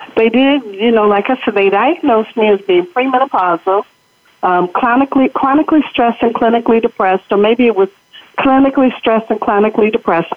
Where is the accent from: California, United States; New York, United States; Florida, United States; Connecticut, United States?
California, United States; Los Angeles; I'm born and raised in Los Angeles